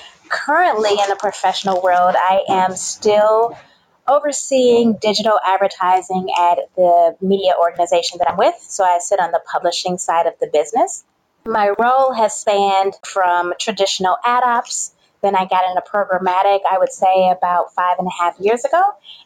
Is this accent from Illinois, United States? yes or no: yes; Chicago, Illinois, United States; accent: Southern twang; So I am from Chicago, which is where I currently reside. Don't mind the accent. I went to school in Southern Illinois and picked up like a Southern twang. So people are never really sure where I am from.